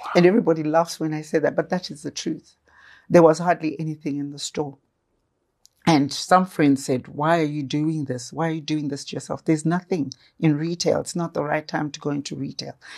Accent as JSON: {"language": "English", "town": "Gwanda", "region": "Matabeleland South", "country": "Zimbabwe", "tie": "born or raised there", "said": "I was born in Manama, Gwanda, at Manama Mission Hospital in Gwanda"}